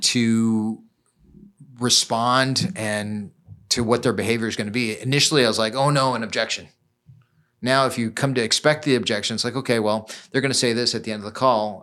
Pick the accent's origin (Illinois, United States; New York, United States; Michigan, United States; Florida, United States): Illinois, United States; Chicago; born and raised in Chicago